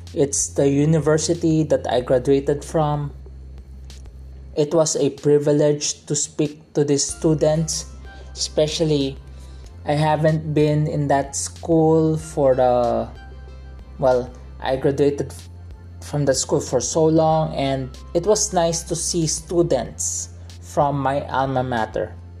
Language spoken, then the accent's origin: English; Philippines; I am a Filipino, because I grew up here. I am a Filipino citizen, but I grew up in a Chinese culture in a Filipino setting